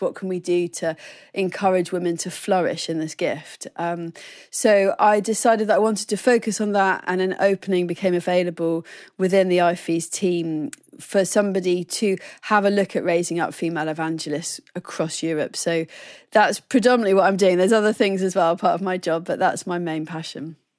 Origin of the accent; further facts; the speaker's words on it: Oxford, South East England, United Kingdom; also born or lived in Plymouth, Devon; So, I was born in Devon and then we moved up to Oxford when I was about seven